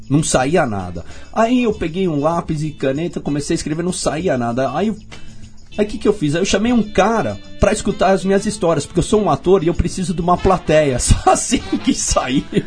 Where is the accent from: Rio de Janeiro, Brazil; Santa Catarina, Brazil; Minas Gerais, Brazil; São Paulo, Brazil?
São Paulo, Brazil; accent: paulistano; sou muito paulistano